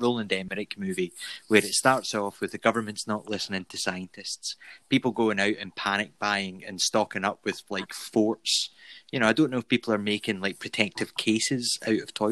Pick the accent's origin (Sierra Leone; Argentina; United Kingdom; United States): United Kingdom; Scotland; I'm Scottish.